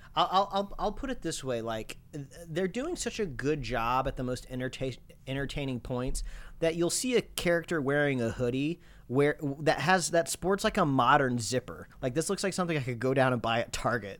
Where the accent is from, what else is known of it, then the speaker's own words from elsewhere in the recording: Midwest, United States; now in Los Angeles, United States; I grew up in the Midwest